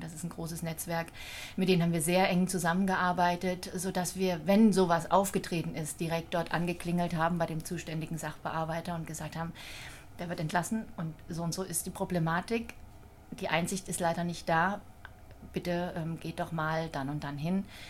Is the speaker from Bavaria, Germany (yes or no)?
no; Thuringia, Germany; moved away as an adult; now in Wiesbaden, Germany; gebürtig komme ich aus Thüringen. Mhm. Bin 72 geboren in einem, ja, kleinen, einer kleinen Stadt und ähm, habe noch eine ältere und eine jüngere Schwester. Und ähm, ja, ich habe dort meine Jugend verbracht bis zum 18. Lebensjahr.